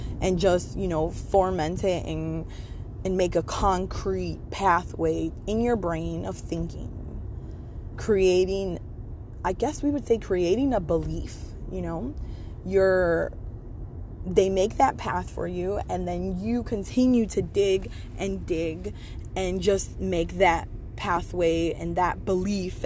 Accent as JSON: {"language": "English", "country": "United States", "tie": "born or raised there", "said": "I'm from America. I grew up here in America"}